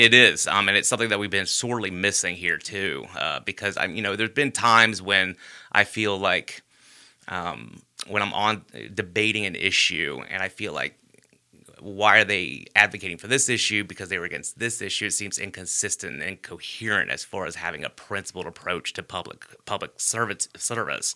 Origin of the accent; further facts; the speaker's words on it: Hoover, Alabama, United States; I grew up in Bluff Park.